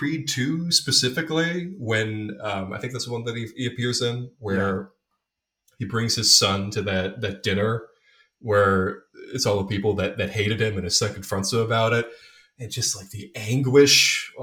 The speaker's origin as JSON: {"language": "English", "country": "Ireland", "said": "as an Irish person"}